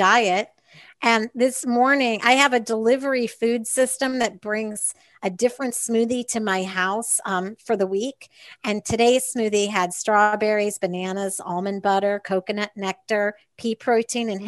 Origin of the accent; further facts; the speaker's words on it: New York City, New York, United States; I'm from New York City